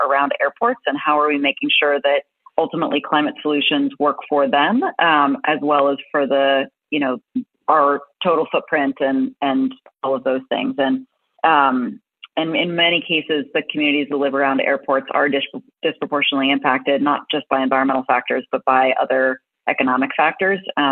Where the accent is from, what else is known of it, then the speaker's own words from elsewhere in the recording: Boston, Massachusetts, United States; I grew up in Boston.